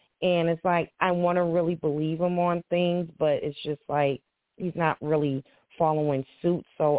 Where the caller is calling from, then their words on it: Boston, Massachusetts, United States; I'm from Boston, Massachusetts.